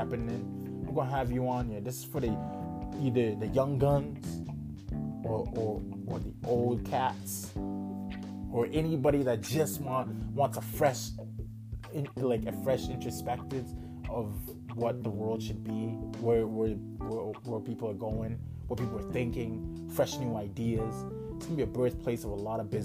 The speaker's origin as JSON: {"language": "English", "town": "Calgary", "region": "Alberta", "country": "Canada", "tie": "born or raised there", "also_born_or_lived": "Ghana / Toronto", "second_language": "English", "said": "I was born in Ghana. Came to Canada, Calgary specifically. Well, we stopped in Toronto for a bit, but Calgary specifically. When I was 8"}